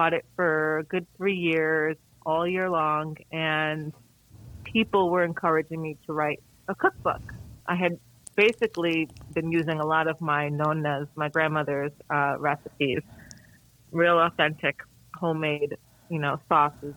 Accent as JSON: {"language": "English", "region": "New York", "country": "United States", "tie": "born or raised there", "moved": "as an adult", "lives_now": "Columbia, South Carolina, United States", "said": "I'm originally from New York, just outside the city"}